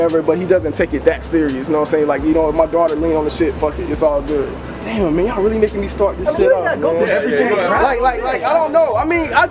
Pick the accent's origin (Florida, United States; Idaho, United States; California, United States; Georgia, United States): Florida, United States; moved away; I'm from Florida